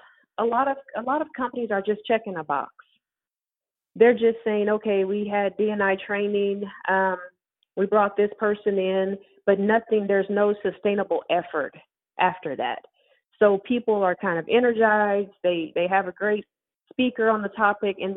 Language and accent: English; Tulsa, Oklahoma, United States; I'm from Tulsa, Oklahoma